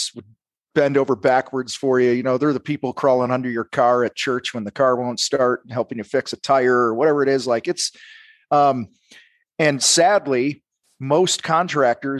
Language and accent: English; outside of Chicago, Illinois, United States; I grew up outside of Chicago